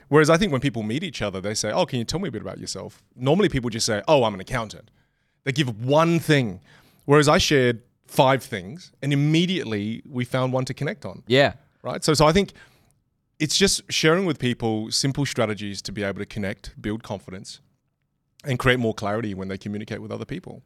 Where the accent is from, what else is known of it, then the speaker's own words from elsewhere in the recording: Australia; I'm from Australia.